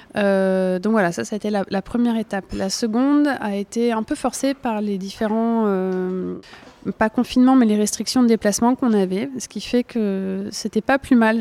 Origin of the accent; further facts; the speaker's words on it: Burgundy, Bourgogne-Franche-Comté, France; moved away; j'ai grandi en Bourgogne